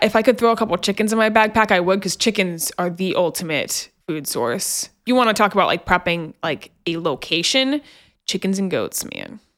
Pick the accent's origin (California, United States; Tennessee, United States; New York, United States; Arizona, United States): Tennessee, United States; just outside of Memphis; I grew up just outside of Memphis